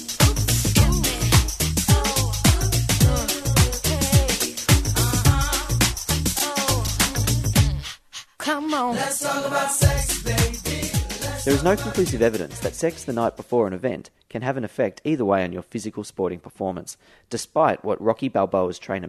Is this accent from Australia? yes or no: yes; Australia; being an Australian